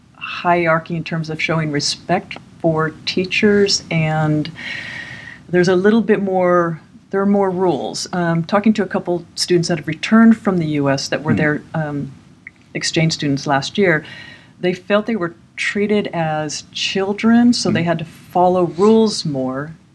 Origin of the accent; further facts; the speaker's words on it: California, United States; moved away as an adult; now in Malmö, Sweden; like most Californians